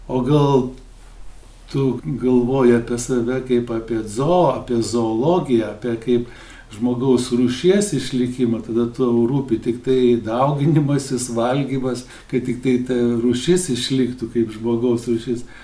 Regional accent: Lithuania; Mes lietuviai gal mažai apie tai galvojame

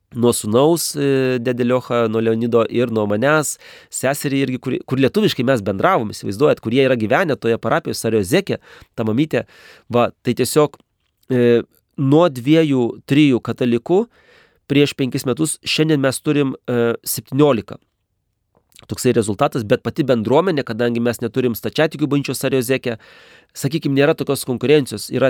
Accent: Lithuania; moved away as an adult; now in Kazakhstan; aš iš Lietuvos.

